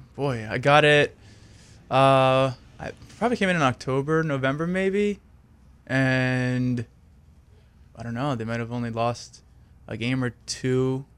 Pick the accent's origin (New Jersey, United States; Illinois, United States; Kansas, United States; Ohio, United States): New Jersey, United States; South Jersey, like, twenty minutes, fifteen minutes outside of Philadelphia